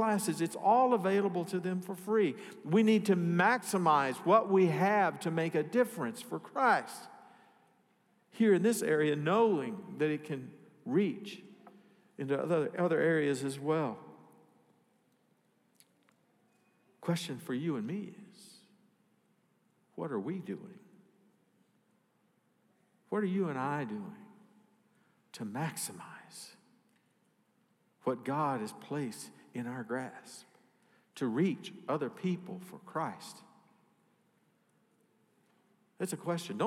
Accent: Arkansas, United States; I'm from Arkansas

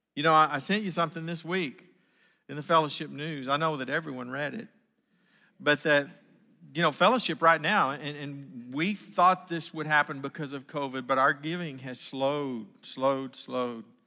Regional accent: Northwest Arkansas, United States; I was from Northwest Arkansas

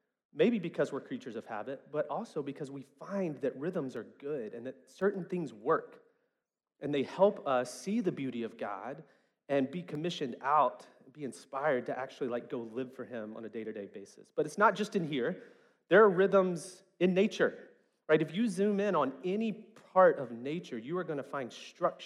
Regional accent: West Memphis, Arkansas, United States; growing up in West Memphis, especially in the 90s

